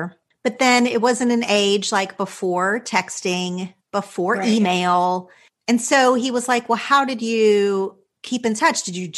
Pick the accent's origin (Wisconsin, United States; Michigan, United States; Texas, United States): Texas, United States; my hometown was about 2 hours from Dallas.